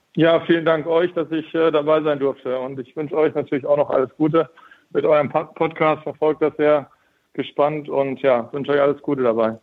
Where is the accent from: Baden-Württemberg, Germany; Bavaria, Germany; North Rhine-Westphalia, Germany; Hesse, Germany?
North Rhine-Westphalia, Germany; Lemgo; Ich komme aus Lemgo